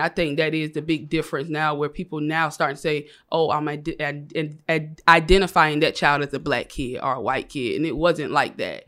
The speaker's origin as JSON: {"language": "English", "town": "Savannah", "region": "Georgia", "country": "United States", "tie": "born or raised there", "moved": "as an adult", "lives_now": "Atlanta, United States", "said": "I was born and raised in Savannah, Georgia. I moved to Atlanta about three years, so I'm fresh out of Savannah"}